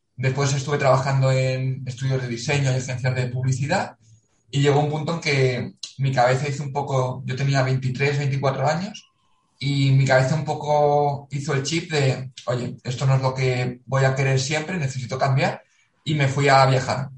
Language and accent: Spanish; Valencia, Valencian Community, Spain; moved away as an adult; also born or lived in Macedonia / South Korea / South Africa; Valencia, de donde soy.